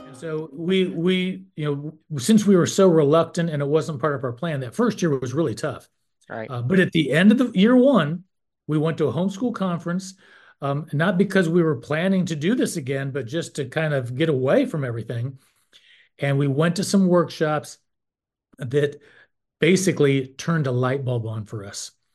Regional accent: North Carolina, United States; I'm from North Carolina, and I served for 12 years on the NCHE board

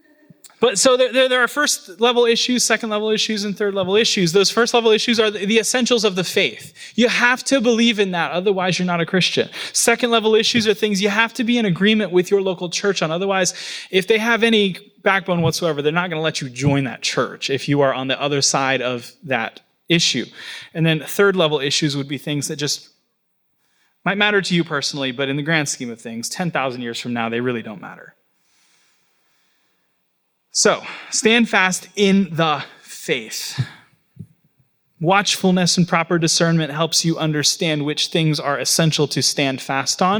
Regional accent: Florida, United States; now in New York, United States; My hometown that I grew up

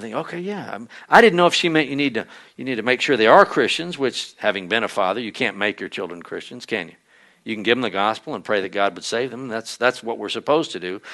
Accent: Conroe, Texas, United States; the church where I grew up in Conroe

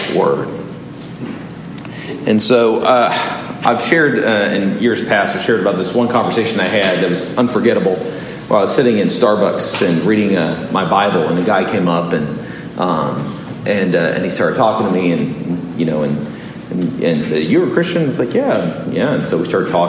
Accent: Southern California, United States; moved away; also born or lived in Orlando; I grew up in Southern California

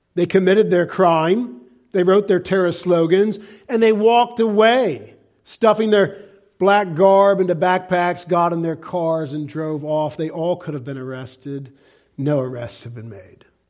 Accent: United States; We, as American Christians

